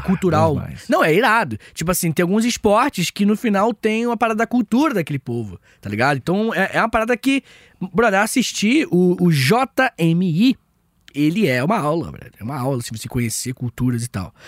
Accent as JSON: {"language": "Portuguese", "town": "Angra dos Reis", "region": "Rio de Janeiro", "country": "Brazil", "said": "Eu sou de Angra"}